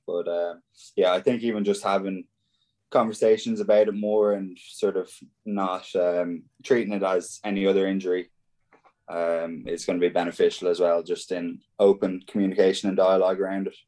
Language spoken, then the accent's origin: English; Ballina, Connacht, Ireland; my hometown in Ballina